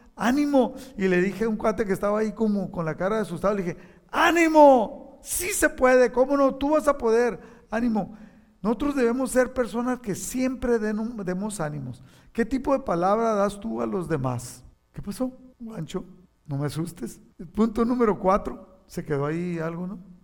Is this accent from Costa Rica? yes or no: no; Mexico; now in United States; no le pertenezco a, México, no le aunque soy patriota y, ahora soy ciudadano de Estados Unidos